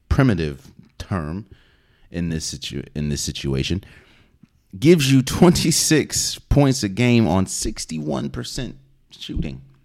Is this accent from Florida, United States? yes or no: no; DC, Maryland area, United States; I'm from the Maryland, D, D C, Maryland area